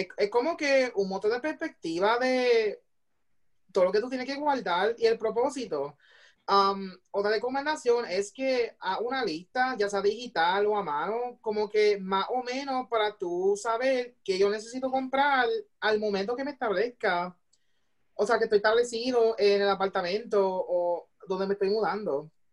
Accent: Puerto Rico; moved away as an adult; now in Illinois, United States; ser parte o sea, de la diáspora y de hacer una diferencia como puertorriqueño aquí en los Estados Unidos

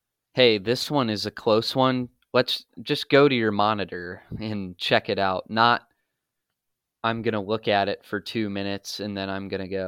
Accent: United States; as American sports fans

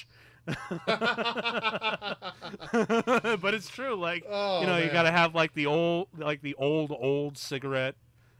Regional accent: Chicago, Illinois, United States; I'm from Chicago

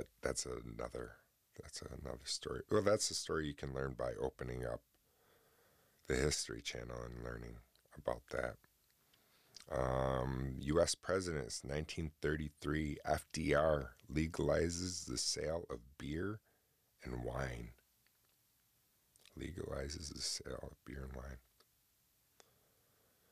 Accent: Oswego, New York, United States; here in my city of Oswego, New York, because a professional hockey player by the name of Eric Cole is from my hometown

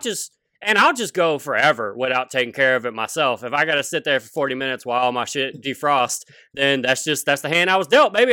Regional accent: Louisiana, United States; moved away as an adult; now in Seattle, United States; For twenty-six, twenty-seven years growing up in Louisiana

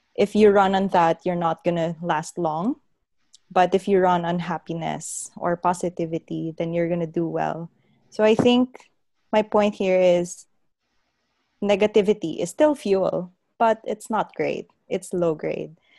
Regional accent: Bacolod, Western Visayas, Philippines; moved away as an adult; now in Adelaide, Australia; I grew up in Bacolod like all of you

